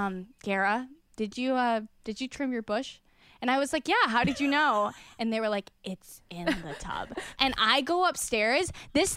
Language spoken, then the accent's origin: English; Wisconsin, United States; I'm from Wisconsin and my father raised cattle